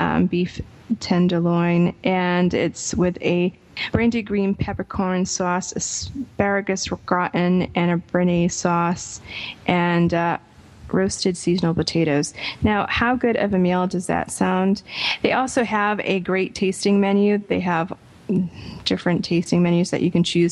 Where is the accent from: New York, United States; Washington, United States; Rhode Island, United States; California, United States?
Rhode Island, United States; Providence; my hometown of Providence, Rhode Island, which has some of the best Italian restaurants, I think, in the world. And it is where I found my palate of Italian food. Besides my family, obviously, it's a place that we went for Italian food when I was growing up